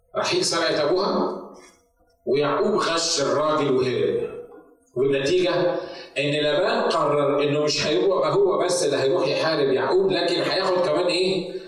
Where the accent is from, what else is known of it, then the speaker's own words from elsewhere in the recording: Egypt; moved away as an adult; now in United States; تعالى من مصر انا بتكلم عن نفسي تعالى من مصر عشان استخدمك في امريكا